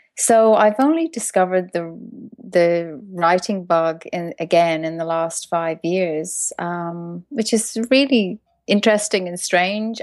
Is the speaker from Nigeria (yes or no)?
no; Ireland; moved away; I'm from Ireland originally